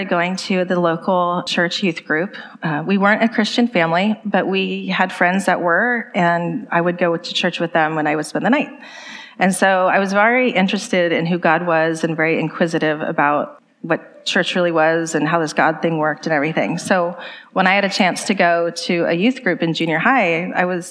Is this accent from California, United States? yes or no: yes; the Bay Area, California, United States; I grew up in the Bay Area, just about an hour outside of San Francisco